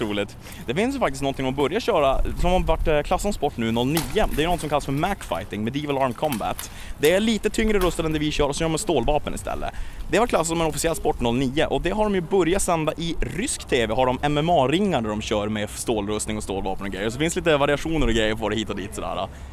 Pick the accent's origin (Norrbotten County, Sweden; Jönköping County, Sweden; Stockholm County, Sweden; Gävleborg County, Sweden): Norrbotten County, Sweden; Luleå; Jag kommer från Luleå